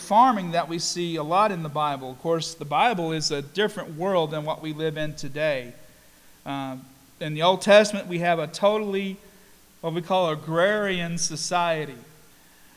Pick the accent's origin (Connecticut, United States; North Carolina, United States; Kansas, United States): North Carolina, United States; Statesville; also born or lived in Canton, Ohio / Kingsport, Tennessee; here in Statesville and in Iredell County, where I spent most of my years, we had lots of farming around. I went to North Iredell High School